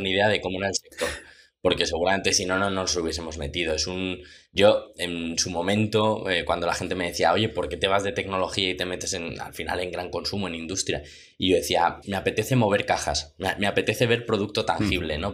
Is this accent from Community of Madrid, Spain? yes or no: yes; Madrid, Community of Madrid, Spain; soy de Madrid